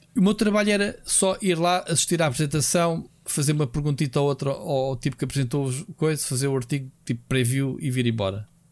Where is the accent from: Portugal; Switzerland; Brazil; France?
Portugal; como português